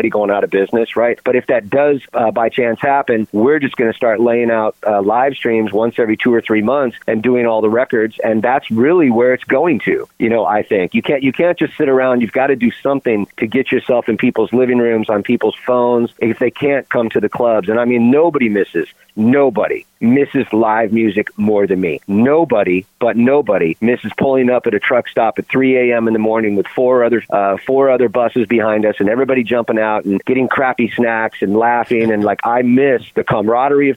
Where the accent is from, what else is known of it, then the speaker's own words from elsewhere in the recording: California, United States; born and raised in California